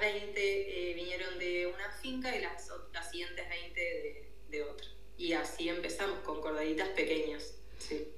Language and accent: Spanish; Buenos Aires, Argentina; moved away as an adult; also born or lived in Catalonia; now in Girona, Spain; mi origen es Buenos Aires, Argentina. viví, bueno, nací, viví ahí hasta